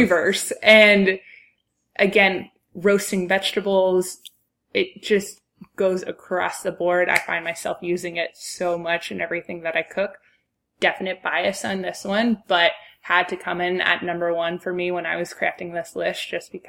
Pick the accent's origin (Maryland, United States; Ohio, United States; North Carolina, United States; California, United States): Ohio, United States; Cincinnati; growing up in Cincinnati, where I think a lot of my life was surrounded by chili